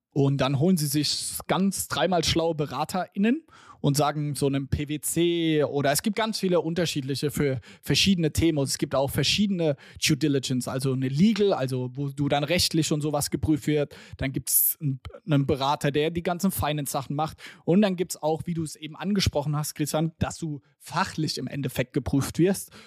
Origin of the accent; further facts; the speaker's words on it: Germany; wir als Deutsche